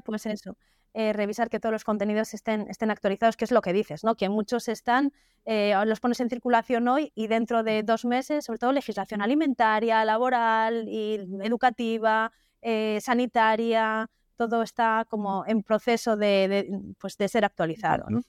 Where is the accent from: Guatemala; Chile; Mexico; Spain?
Spain; Galicia; also born or lived in Vigo; todos somos gallegos